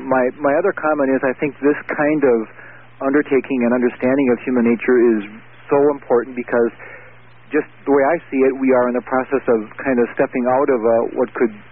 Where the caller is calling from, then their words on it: North Dakota, United States; I'm calling you from North Dakota.